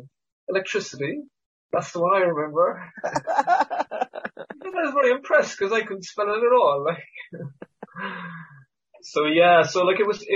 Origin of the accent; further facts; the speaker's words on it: Cork, Munster, Ireland; also born or lived in Canada; I wasn't born in Ireland. Like a lot of comedians, I was born elsewhere. So I was born in Canada. So I came over when I was 5. So I do a bit of stand-up about this, but like, you know, in Cork in the 1970s, being from Canada was like pretty unusual